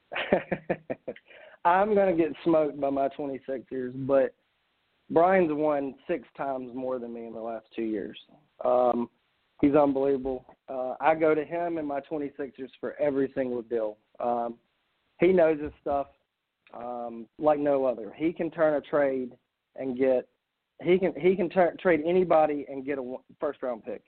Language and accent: English; South Carolina, United States; I'm from South Carolina